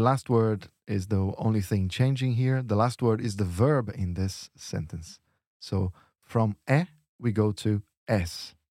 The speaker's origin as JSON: {"language": "English", "region": "São Paulo", "country": "Brazil", "accent": "São Paulo", "said": "in my accent, in São Paulo, in Brazil"}